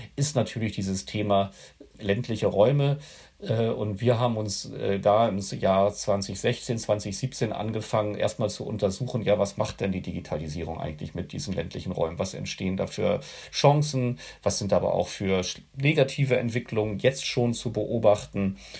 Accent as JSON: {"language": "German", "region": "Schleswig-Holstein", "country": "Germany", "tie": "born or raised there", "also_born_or_lived": "Hannover", "said": "danach bin ich äh, im Dorf äh, hier in Schleswig-Holstein dann weiter groß geworden"}